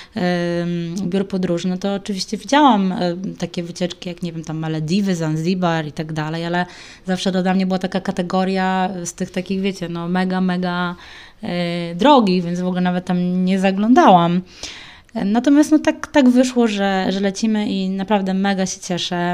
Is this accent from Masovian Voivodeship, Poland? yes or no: yes; Warsaw, Masovian Voivodeship, Poland; moi rodzice też nie pochodzą oryginalnie z Warszawy, oni bardziej skupiali się na tym, żeby się czegoś w tej Warszawie dorobić